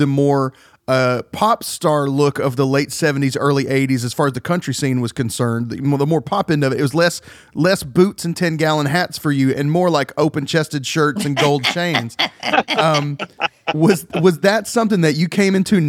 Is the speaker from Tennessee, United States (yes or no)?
yes; Chattanooga, Tennessee, United States; I'm from Chattanooga, so my family and I ate at TG's North